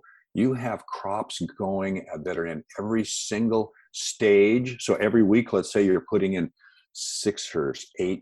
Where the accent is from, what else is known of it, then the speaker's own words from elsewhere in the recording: Seattle, Washington, United States; I grew up in the Pacific Northwest, out in the Seattle area, and Washington State is what they call the Evergreen State.